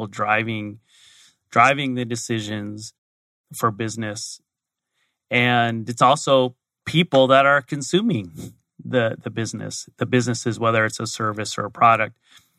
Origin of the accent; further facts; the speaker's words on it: Arizona, United States; So born and raised in Arizona, so I'm a native. Went to the University of Arizona, got my degree in accounting.